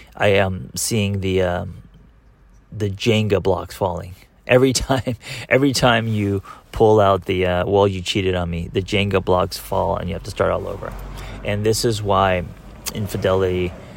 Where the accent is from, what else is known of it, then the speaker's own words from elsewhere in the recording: Los Angeles, California, United States; growing up in Los Angeles